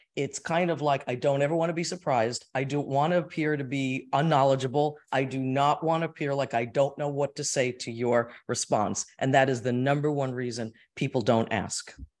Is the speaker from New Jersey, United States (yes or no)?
yes; Ridgefield, New Jersey, United States; We're from Richfield, New Jersey. I am a Jersey girl